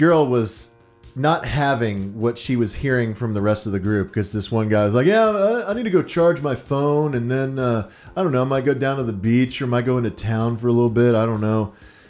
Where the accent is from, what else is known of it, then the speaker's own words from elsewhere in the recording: Dallas, Texas, United States; I'm from Dallas.